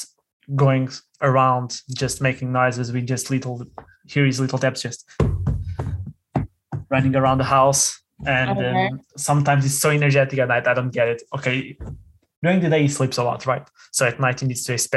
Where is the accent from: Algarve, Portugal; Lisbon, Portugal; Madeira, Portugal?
Lisbon, Portugal; now in Porto, Portugal; I'm originally from Lisbon. I'm currently living in Porto